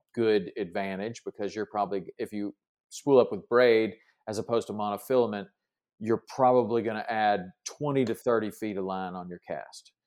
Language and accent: English; Tennessee, United States; I grew up in Tennessee